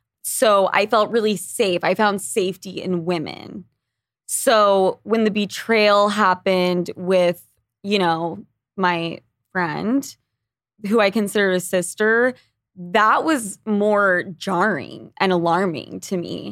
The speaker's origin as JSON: {"language": "English", "region": "Utah", "country": "United States", "tie": "born there", "said": "Yeah. So I'm born in Utah."}